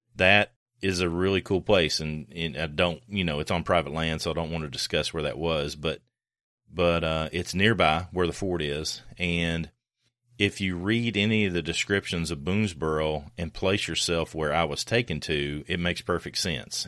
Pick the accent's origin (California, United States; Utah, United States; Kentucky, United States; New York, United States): Kentucky, United States; Winchester; I'm from Kentucky